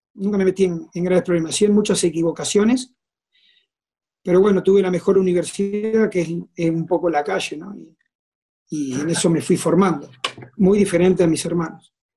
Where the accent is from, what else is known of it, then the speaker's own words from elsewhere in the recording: San José de la Esquina, Santa Fe, Argentina; moved away as an adult; also born or lived in Rosario / Morelia; now in Mexico; soy de un lugar a 120 kilómetros y me fui a vivir solo a la casa club